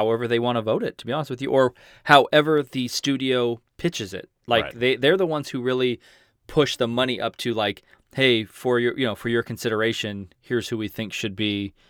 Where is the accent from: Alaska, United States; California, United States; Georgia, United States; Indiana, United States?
California, United States; Long Beach; born there; I am born. I was born in Long Beach, California.